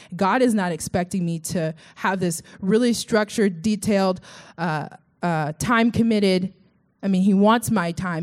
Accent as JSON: {"language": "English", "town": "Sugar Land", "region": "Texas", "country": "United States", "moved": "yes", "said": "This is where I'm from. Uh, it's called Sugarland, Sugar, and then Space, and then Land, Texas."}